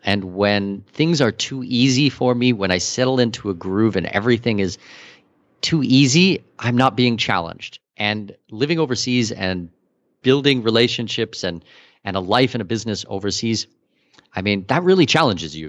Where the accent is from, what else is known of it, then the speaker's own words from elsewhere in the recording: Canada; also born or lived in Abu Dhabi, UAE / Singapore; now in Panama; I'm Canadian with Danish heritage